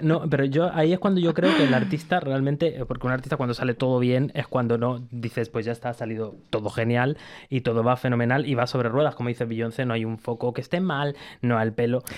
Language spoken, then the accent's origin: Spanish; Gran Canaria, Canary Islands, Spain; moved away as an adult; adoptado, a canario, de Gran Canaria porque yo llegué a los cuatro años y me fui a los 18